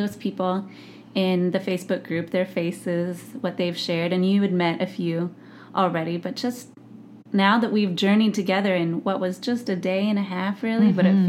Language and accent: English; Missouri, United States; now in Seattle, United States; my home state where I grew up, Missouri.